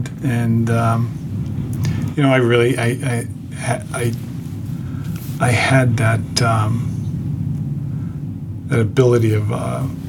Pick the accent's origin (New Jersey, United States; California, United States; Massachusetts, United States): Massachusetts, United States; Boston; I grew up in Savin Hill in St. William's Parish